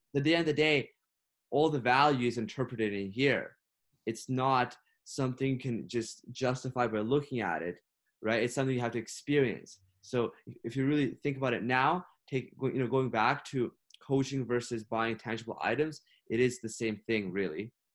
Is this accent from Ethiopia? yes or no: no; Ukraine; now in Canada; I was born and raised in Ukraine. I moved here to Canada seven years ago.